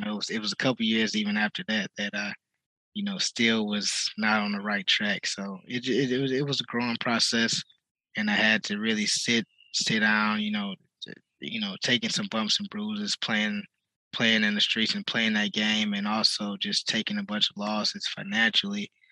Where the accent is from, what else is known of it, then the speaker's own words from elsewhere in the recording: Detroit, Michigan, United States; I'm off uh, right off Davidson and Woodrow Wilson